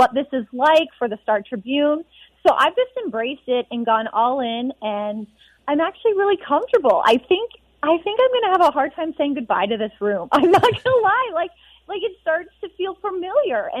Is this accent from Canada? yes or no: yes; Edmonton, Alberta, Canada; moved away; being back in Edmonton. This is where I'm from. This is my hometown.